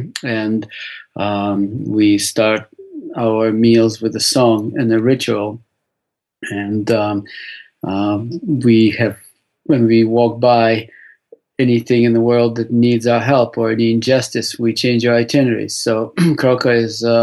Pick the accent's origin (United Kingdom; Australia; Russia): Russia; Saint Petersburg; moved away; I was born in St. Petersburg, Russia